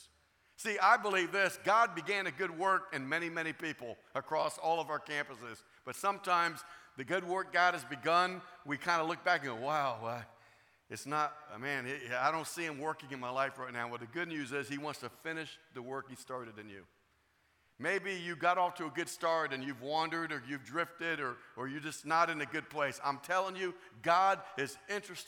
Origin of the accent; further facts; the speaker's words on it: Florida, United States; I'm from Florida